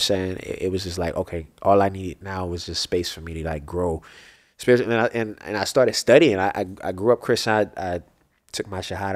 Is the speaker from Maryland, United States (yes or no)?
yes; Baltimore, Maryland, United States; moved away; growing up in Baltimore, I was, I moved a lot, around a lot just in Baltimore